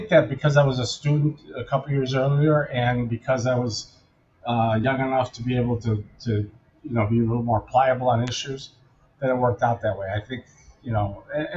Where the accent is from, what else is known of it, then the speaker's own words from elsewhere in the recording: Elmwood Park, Illinois, United States; I'm from Elmwood Park, which is exactly on the city border